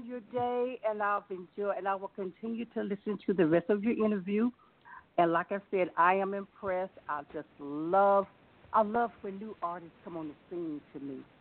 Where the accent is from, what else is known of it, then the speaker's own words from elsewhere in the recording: North Carolina, United States; now in Glen Burnie, Maryland, United States; Originally, originally from North Carolina, but Maryland is my home